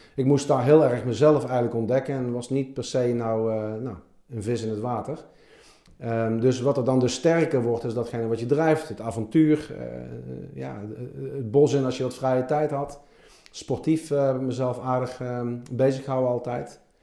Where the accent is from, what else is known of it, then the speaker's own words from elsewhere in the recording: Helmond, North Brabant, Netherlands; moved away; Ik ben in Helmond geboren